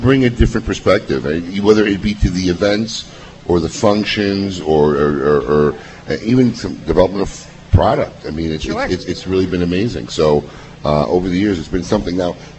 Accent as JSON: {"language": "English", "town": "Chicago", "region": "Illinois", "country": "United States", "tie": "born or raised there", "said": "You know, I grew up in Chicago, so I actually grew up going in her store."}